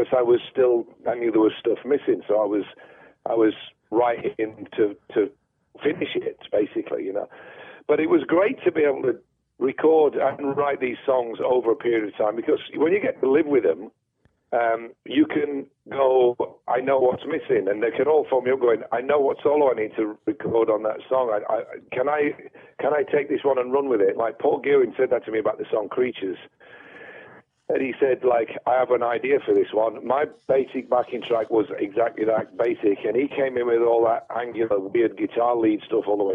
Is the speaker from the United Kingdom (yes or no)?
yes; Sheffield, Yorkshire and the Humber, United Kingdom; growing up in Sheffield in the 70s, we had the BBC